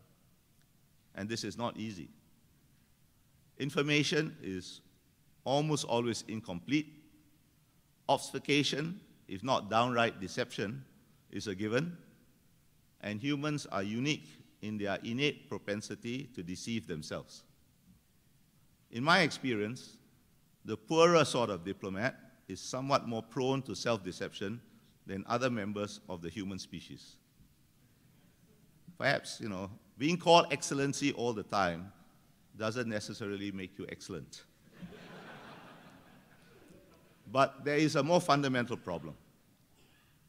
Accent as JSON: {"language": "English", "country": "Singapore"}